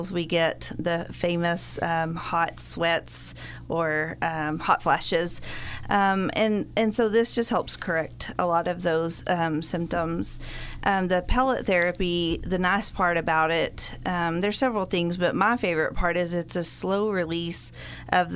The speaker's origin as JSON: {"language": "English", "town": "Borger", "region": "Texas", "country": "United States", "tie": "born or raised there", "lives_now": "Amarillo, United States", "said": "I was born and raised in Borger, haven't made it very far. I live in Amarillo now"}